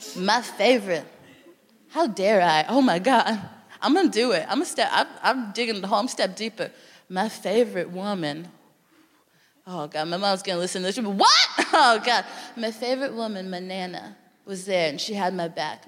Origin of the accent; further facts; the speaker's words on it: Texas, United States; now in United Kingdom; I'm from Texas